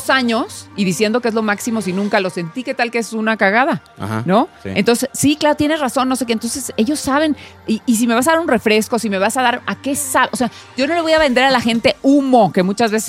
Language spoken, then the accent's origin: Spanish; Mexicali, Baja California, Mexico; O sea, soy de Mexicali, crecí en las calles y, la base era el tope cuando jugábamos a la Trice